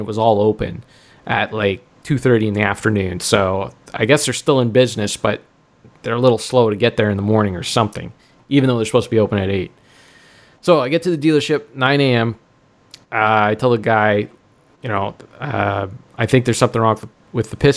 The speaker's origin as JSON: {"language": "English", "town": "Stouffville", "region": "Ontario", "country": "Canada", "tie": "born or raised there", "said": "my hometown here, Stouffville"}